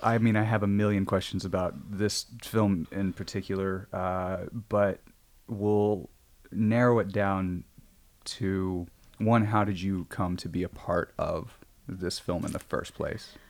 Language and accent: English; Midwest, United States; now in Los Angeles, United States; I'm from the Midwest